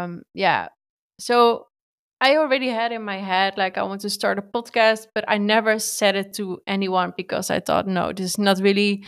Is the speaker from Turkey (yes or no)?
no; Netherlands; English is a second language; I'm from Holland. I thought, okay, my English is not so good.